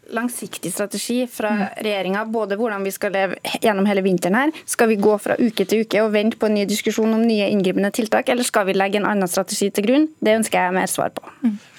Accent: central Norway, Norway; I Midt-Norge, der jeg kommer fra

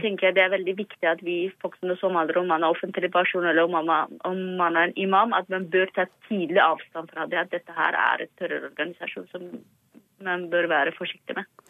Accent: Somalia; now in Norway; vi som somaliere

